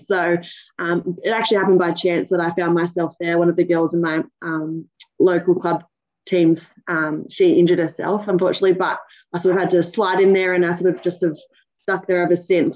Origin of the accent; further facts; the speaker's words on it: Cronulla, New South Wales, Australia; also born or lived in New Zealand; I was born in New Zealand. Um, I moved to Australia when I was three years old. So, um, you know, yeah, brought, brought up over here in Aussie. I've lived in Cronulla most of my life.